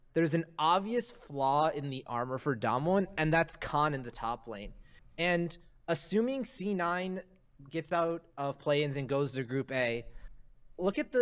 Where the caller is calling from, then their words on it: upstate New York, United States; I'm calling from upstate New York